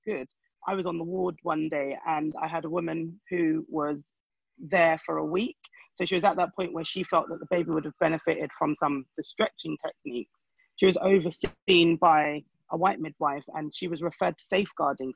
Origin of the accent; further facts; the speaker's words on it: Nigeria; I am a Nigerian.